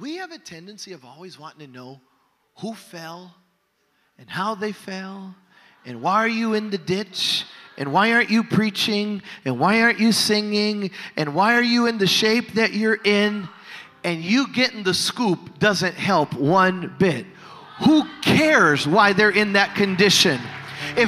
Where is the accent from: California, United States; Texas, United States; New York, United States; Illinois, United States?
Illinois, United States; Chicago; growing up in Chicago